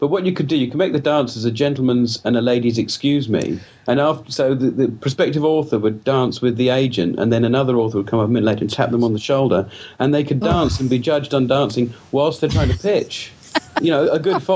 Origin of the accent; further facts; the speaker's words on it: United Kingdom; being the British